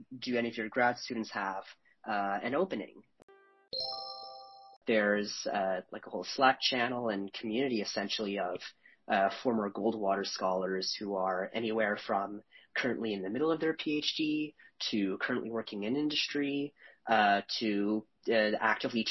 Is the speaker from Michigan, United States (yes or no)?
no; Chicago, Illinois, United States; I'm from the Chicagoland area